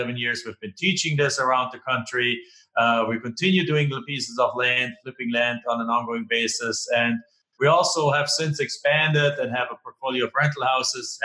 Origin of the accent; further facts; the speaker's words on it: Germany; English is a second language; moved away as an adult; now in United States; I'm not originally from here. Right? I'm originally from Germany, live in the United States now for 20 something years.